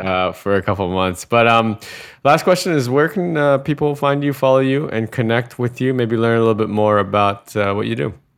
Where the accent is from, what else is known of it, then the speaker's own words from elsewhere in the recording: United States; moved away as an adult; I'm American, but I'm living offshore